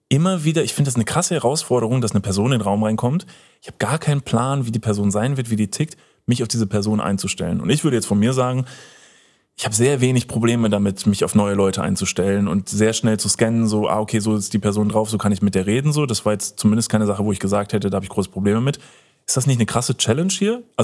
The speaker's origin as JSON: {"language": "German", "area": "Upper Franconia", "region": "Bavaria", "country": "Germany", "tie": "born or raised there", "moved": "yes", "said": "meiner Heimat in Oberfranken"}